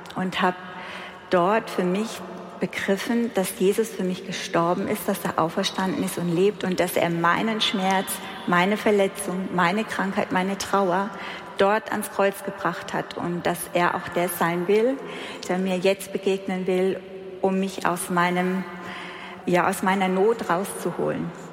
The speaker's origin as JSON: {"language": "German", "area": "Heidelberg area", "region": "Baden-Württemberg", "country": "Germany", "said": "ich komme aus der Heidelberger Ecke"}